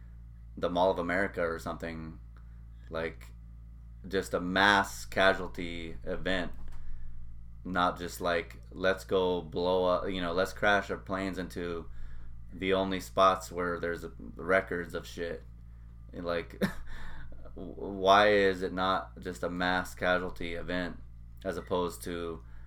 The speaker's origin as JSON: {"language": "English", "country": "United States", "said": "being an American"}